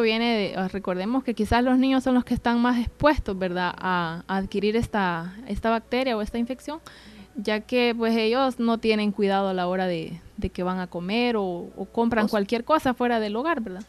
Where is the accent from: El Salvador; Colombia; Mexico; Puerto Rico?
El Salvador; como buenos salvadoreños